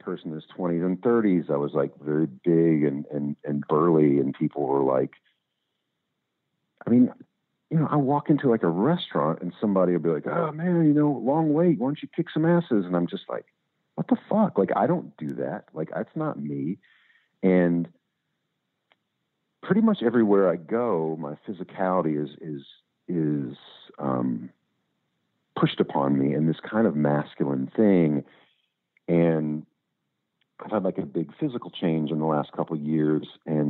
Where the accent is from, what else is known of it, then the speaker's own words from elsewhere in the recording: Louisville, Kentucky, United States; the music culture I grew up in Louisville and all that.